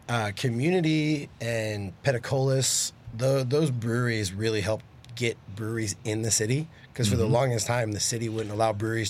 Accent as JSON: {"language": "English", "town": "Houston", "region": "Texas", "country": "United States", "lives_now": "Dallas, United States", "said": "I'm from Houston, but I live in Dallas."}